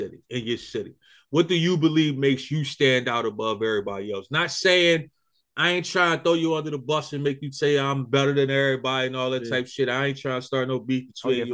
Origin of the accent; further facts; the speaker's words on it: Philadelphia, Pennsylvania, United States; I'm from Philly